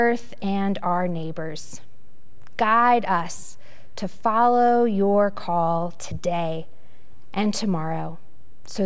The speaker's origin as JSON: {"language": "English", "town": "Roanoke", "region": "Virginia", "country": "United States", "tie": "born or raised there", "lives_now": "Richmond, United States", "said": "my hometown of Roanoke"}